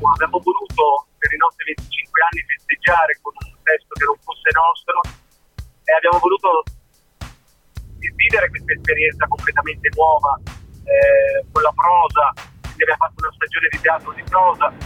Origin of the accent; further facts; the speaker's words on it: Milan, Lombardy, Italy; noi da milanesi